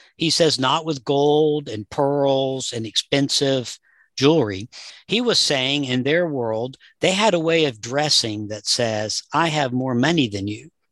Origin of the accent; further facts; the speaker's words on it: Southern US, United States; I grew up in the Southern U S